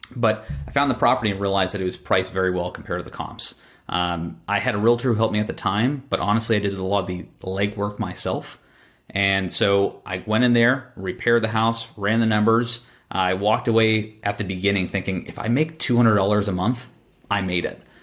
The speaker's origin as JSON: {"language": "English", "town": "Boston", "region": "Massachusetts", "country": "United States", "tie": "born or raised there", "said": "I was born in Boston"}